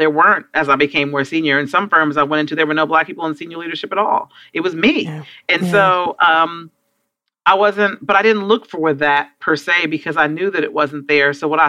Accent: United States; moved away as an adult; now in United Kingdom; Do you know how many times people would say to me, oh, you're American?

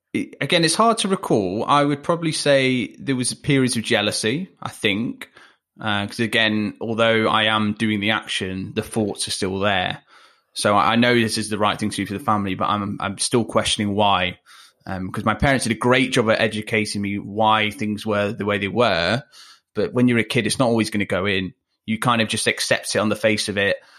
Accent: Leicester, East Midlands, United Kingdom; accent: chavvier; moved away; I grew up not in Manchester, I grew up in Leicester

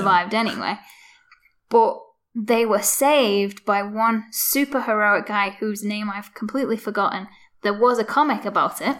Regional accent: Liverpool, North West England, United Kingdom; So I'm from Garston, like I say, which is an old docking town. It's where most of the ships go in to Liverpool.

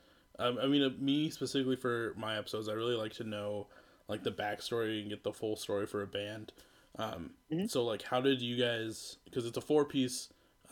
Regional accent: Iowa, United States; now in Minneapolis, United States; I'm from Iowa, but I live in Minneapolis

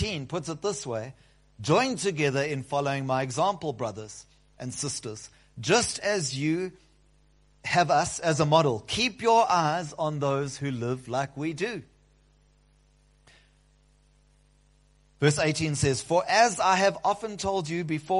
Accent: South Africa; We, South Africans

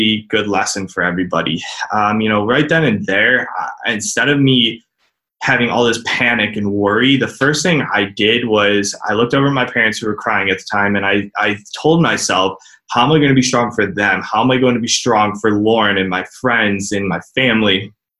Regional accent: Cleveland, Ohio, United States; I'm from Cleveland, Ohio

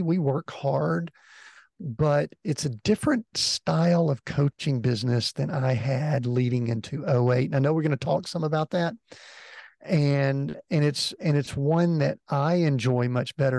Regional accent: Atlanta, Georgia, United States; moved away; I grew up in the Atlanta area, so right there where you are. And uh, so I'm an Atlanta native, spent the first 50 years of my life in and around the Atlanta area

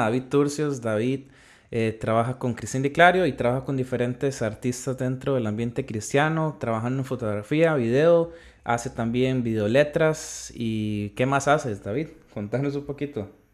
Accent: Costa Rica; yo soy de Costa Rica y soy de una parte un poquito eh, alejado de la capital

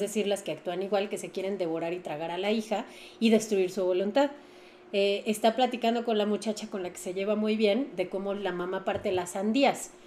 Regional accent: Mexico; como cultura mexicana

